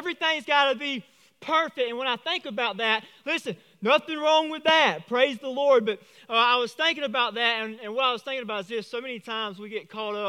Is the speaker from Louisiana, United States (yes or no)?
no; Vidalia, Georgia, United States; I'm from Vidalia.